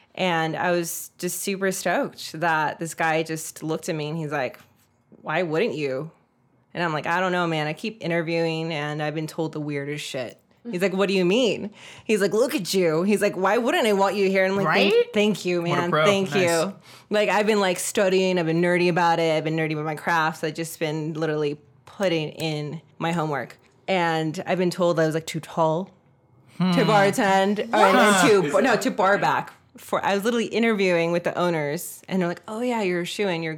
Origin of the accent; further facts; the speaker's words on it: Laguna Beach, California, United States; also born or lived in Highland Park, Los Angeles; I grew up in Orange County in Laguna Beach